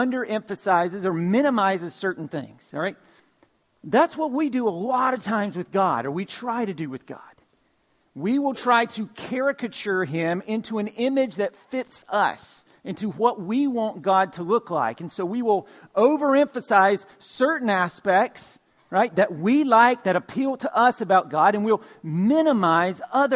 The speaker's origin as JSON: {"language": "English", "region": "Georgia", "country": "United States", "tie": "born or raised there", "said": "Growing up in Georgia, one of the things that I loved to do was to go to Six Flags over Georgia"}